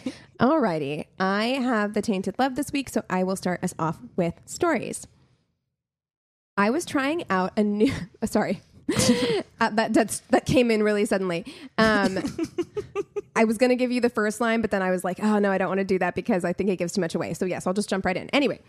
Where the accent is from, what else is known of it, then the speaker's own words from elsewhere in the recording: Albuquerque, New Mexico, United States; I was born in Albuquerque